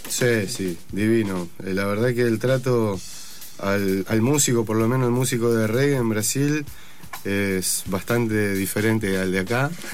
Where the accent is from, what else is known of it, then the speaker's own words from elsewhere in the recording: Bariloche, Río Negro, Argentina; yo soy de Bariloche